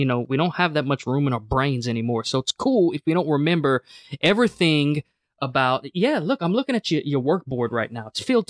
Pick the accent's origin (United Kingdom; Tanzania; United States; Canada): United States; we're both Irish and we're both American, and we're drinking Guinness in America right now.